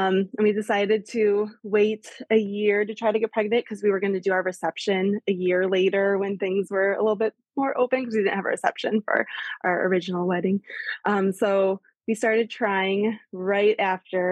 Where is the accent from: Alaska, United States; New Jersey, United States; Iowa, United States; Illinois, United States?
Illinois, United States; Chicago; moved away as an adult; now in Grand Rapids, United States; I'm originally from the Chicago area, but I've been living in Grand Rapids, Michigan for the last like 10 years